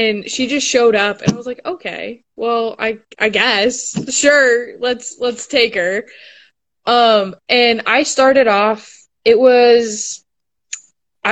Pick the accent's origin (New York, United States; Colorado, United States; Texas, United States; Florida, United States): Colorado, United States; Lakewood; moved away as an adult; also born or lived in Montana; now in Kentucky, United States; I am originally from Denver. Well, right outside Denver, Lakewood, Colorado